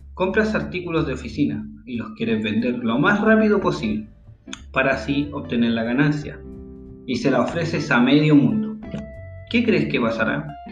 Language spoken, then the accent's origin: Spanish; Santiago, Santiago Metropolitan Region, Chile; now in Caldera, Chile; Nací en Chile Santiago exactamente, la capital del país, donde luego me mudé a un pueblo llamado Caldera, donde sigo viviendo actualmente